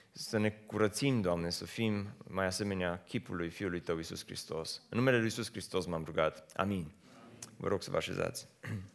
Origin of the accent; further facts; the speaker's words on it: Romania; moved away as an adult; also born or lived in United States; am preferat să mă întorc acasă, ca să nu mai fiu străin